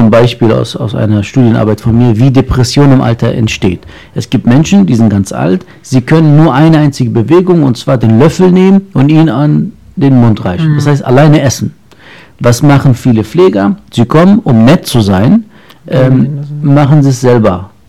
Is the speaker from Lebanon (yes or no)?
yes; Lebanon; born there; ich bin Mensch, aber äh, ich bin ja in Libanon geboren.